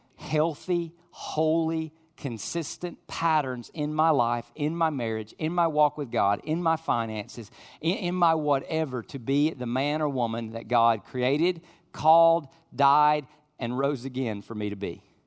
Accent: United States; I'm an American

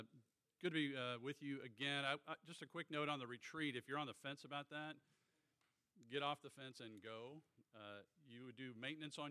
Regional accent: Virginia, United States; also born or lived in Norfolk, Virginia; I'm a Virginia native. I was born in Norfolk, so I love the great Commonwealth. I'm a graduate of Lake Braddock Secondary School

